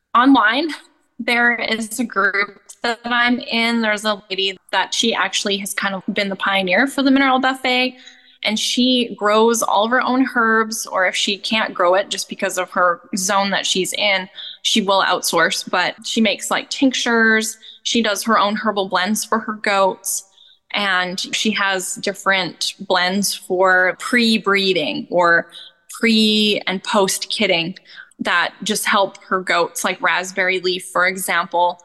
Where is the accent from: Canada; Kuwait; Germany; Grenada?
Canada; also born or lived in Australia; now in United States; I grew up in Canada.